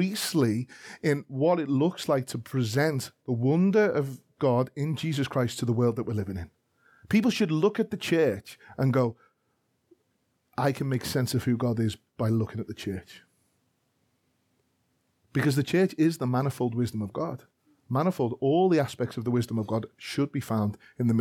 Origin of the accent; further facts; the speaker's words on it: Liverpool, North West England, United Kingdom; I am a Scouser from Liverpool.